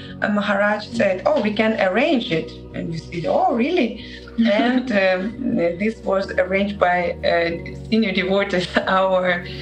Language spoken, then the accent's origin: English; Saint Petersburg, Russia; English is a second language; We are from St. Petersburg.